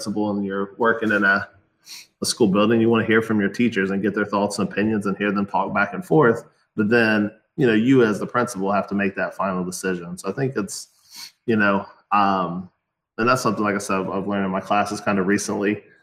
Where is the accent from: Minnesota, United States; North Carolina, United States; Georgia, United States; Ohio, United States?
Ohio, United States; I'm from Ohio, the great state of Ohio